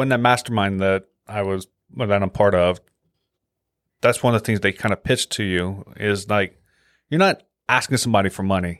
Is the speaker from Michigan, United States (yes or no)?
no; Louisiana, United States; moved away; I'm from Louisiana